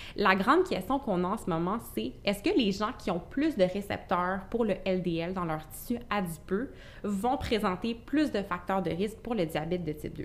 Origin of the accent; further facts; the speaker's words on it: Gatineau, Quebec, Canada; Je suis originaire de Gatineau